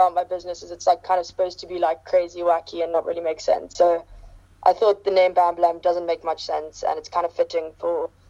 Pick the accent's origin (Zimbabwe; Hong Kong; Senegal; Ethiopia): Hong Kong; also born or lived in Eastern Cape; now in Cape Town, South Africa; I'm actually from Hong Kong, and I went to boarding school in grade 9 to DSG in the Eastern Cape.